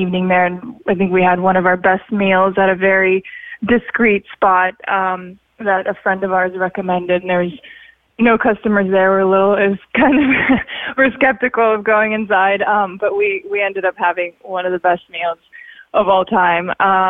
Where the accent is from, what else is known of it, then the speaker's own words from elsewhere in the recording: Sochi, Krasnodar Krai, Russia; also born or lived in Siberia / Florida; now in Los Angeles, United States; I grew up in Sochi in Russia, even though I was born in Siberia. Then I was in Florida and now I spent a lot of time in Los Angeles.